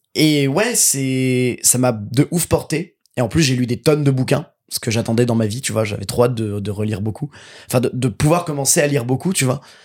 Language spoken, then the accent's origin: French; Seine-et-Marne, Île-de-France, France; now in Paris, France